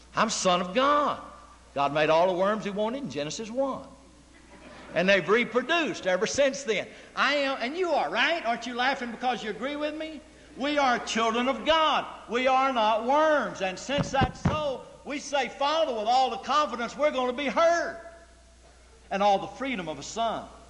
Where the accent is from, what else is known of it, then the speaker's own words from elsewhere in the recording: United States; I'm an American. I'm free, and I'm 21